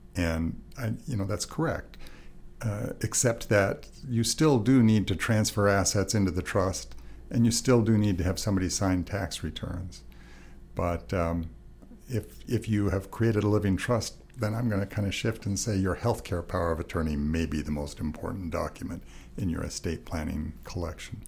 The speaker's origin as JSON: {"language": "English", "region": "Montana", "country": "United States", "tie": "born or raised there", "moved": "yes", "lives_now": "Arizona, United States", "said": "I was born in Montana"}